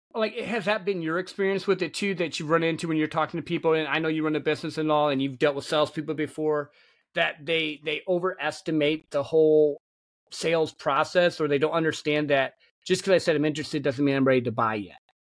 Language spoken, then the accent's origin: English; Michigan, United States; I grew up in Michigan, a country boy